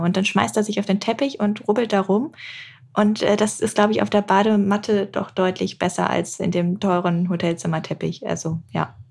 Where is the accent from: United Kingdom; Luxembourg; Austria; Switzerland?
United Kingdom; England; moved away; ich bin zum Beispiel in England aufgewachsen